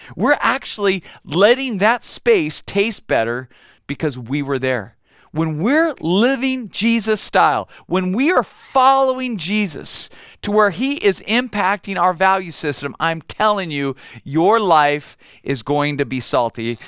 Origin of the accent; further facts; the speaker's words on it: United States; I'm an American